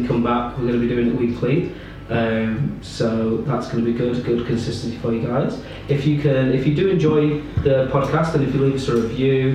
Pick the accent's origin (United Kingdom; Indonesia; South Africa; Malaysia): United Kingdom; Ashford, South East England; I was born in Ashford in Kent, so that's just on the southeast coast of England.